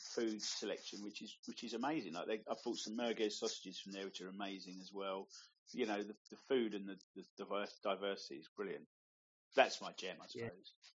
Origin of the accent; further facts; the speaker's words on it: Cheshunt, East of England, United Kingdom; moved away as an adult; now in St Albans, United Kingdom; my hometown, Cheshunt